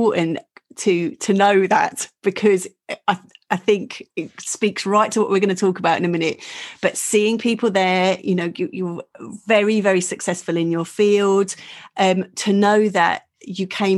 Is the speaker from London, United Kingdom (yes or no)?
no; Essex, East of England, United Kingdom; I'm from Essex, so I speak a whole different language.